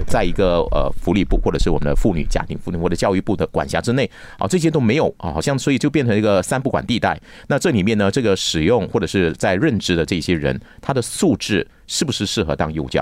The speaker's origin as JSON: {"language": "Chinese", "country": "Malaysia", "tie": "born or raised there", "said": "我小时候住在新村甘蹦嘛"}